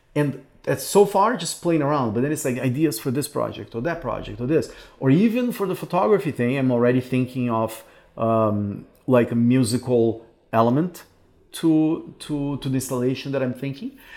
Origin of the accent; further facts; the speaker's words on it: Brazil; moved away as an adult; also born or lived in Canada; a city that I left because I thought there were no opportunities here